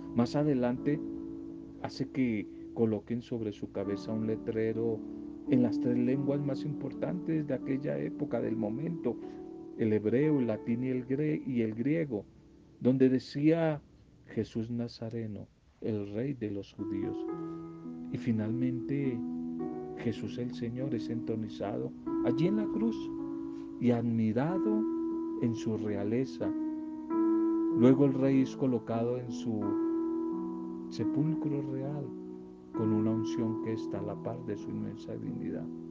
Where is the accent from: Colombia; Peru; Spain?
Colombia; en nuestro país Colombia